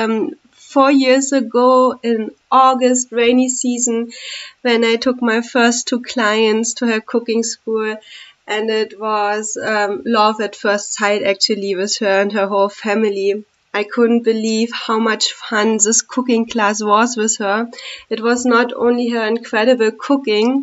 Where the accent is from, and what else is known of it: Germany; moved away as an adult; now in India